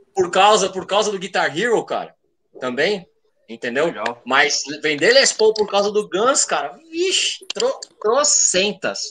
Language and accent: Portuguese; Praia Grande, São Paulo, Brazil; eu sou do litoral de São Paulo, sou da Praia Grande.